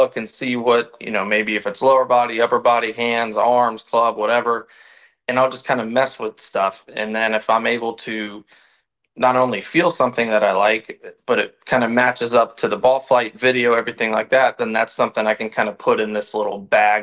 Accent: Louisville, Kentucky, United States; moved away; winning a major in my hometown

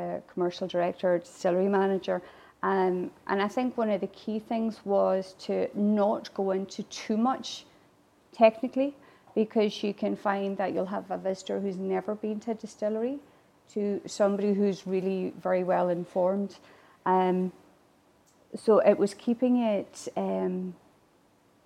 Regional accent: Ireland; first language Irish; English is a second language; now in Glasgow, United Kingdom; As an Irish woman

